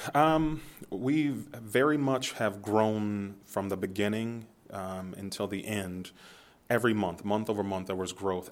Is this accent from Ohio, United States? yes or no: yes; Youngstown, Ohio, United States; I'm from Youngstown